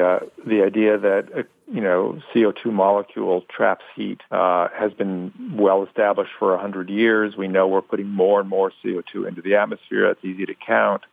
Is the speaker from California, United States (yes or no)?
yes; California, United States; I grew up in California